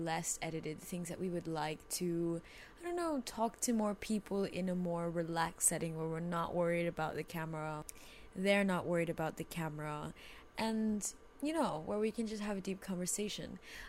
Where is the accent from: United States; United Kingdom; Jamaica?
Jamaica; I mean, I'm from Jamaica, so it's not like I'm the traditional white Christmas.